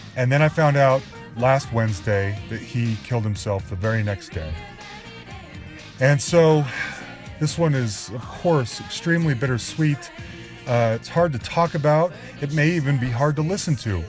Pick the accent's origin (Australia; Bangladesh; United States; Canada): United States; Salt Lake City, Utah; moved away; we're both from Salt Lake City